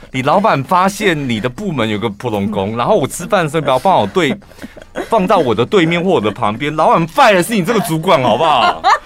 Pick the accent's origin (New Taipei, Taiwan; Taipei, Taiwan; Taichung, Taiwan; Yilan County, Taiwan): Taichung, Taiwan; 我们台中人